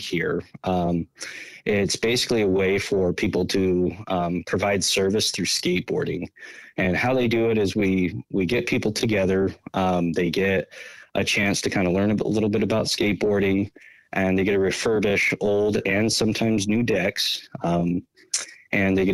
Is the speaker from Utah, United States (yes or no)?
yes; South Jordan, Utah, United States; moved away as an adult; also born or lived in Rio de Janeiro, Brazil; now in Portland, United States; I'm originally from Utah. I grew up in South Jordan City, Utah